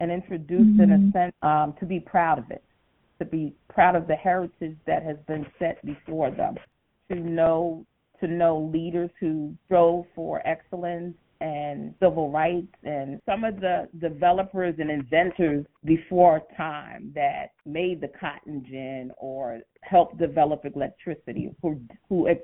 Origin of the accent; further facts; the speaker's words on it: New York City, New York, United States; I was born and raised in Brooklyn.